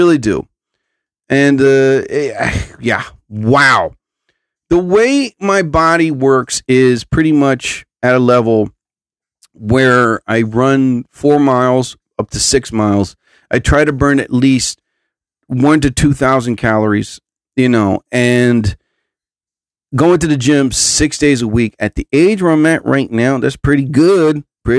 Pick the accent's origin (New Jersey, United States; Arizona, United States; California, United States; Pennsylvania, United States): Arizona, United States; I am from Arizona